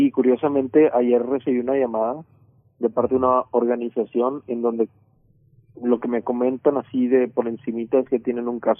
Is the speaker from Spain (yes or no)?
no; Culiacán, Sinaloa, Mexico; posicionando ciertos temas que me preocupan como mexicano, como sinaloense, como culiacanense